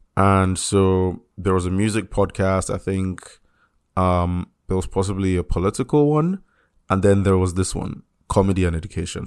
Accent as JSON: {"language": "English", "country": "Nigeria", "said": "I'm I'm Nigerian"}